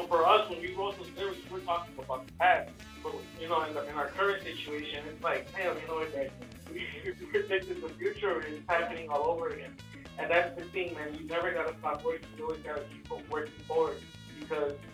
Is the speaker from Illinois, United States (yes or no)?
yes; Chicago, Illinois, United States; We're real people from Chicago